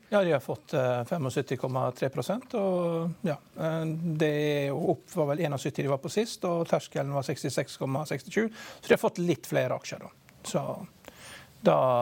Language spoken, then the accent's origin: Norwegian; Vigra, Møre og Romsdal, Norway; Vigra, som der jeg kommer fra